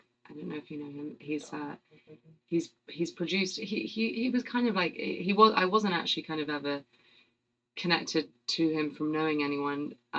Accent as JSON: {"language": "English", "region": "London", "country": "United Kingdom", "tie": "born or raised there", "accent": "British", "said": "I'm very English. I'm from... I'm from London, and grew up in a place called Chiswick, which is sort of kind of 20 minutes outside of actual London, so sort of suburban enough, but close enough to London"}